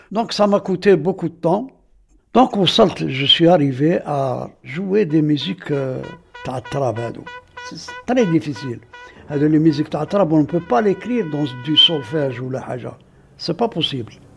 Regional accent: Aïn Témouchent, Aïn Témouchent Province, Algeria; Je suis né ici à Temouchent et j'ai grandi ici à Temouchent jusqu'à maintenant, jusqu'à l'heure actuelle.

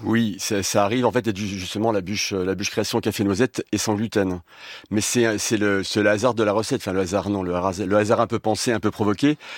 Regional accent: Lorraine, Grand Est, France; je suis lorrain

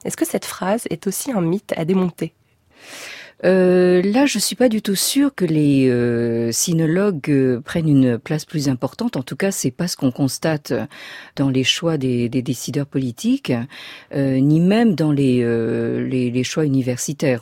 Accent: France; je suis née dans la France de l'après-guerre

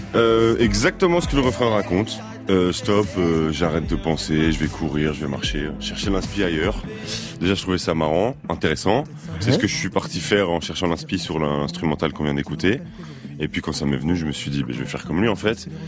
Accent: Brussels, Brussels-Capital Region, Belgium; moi je viens de Bruxelles.

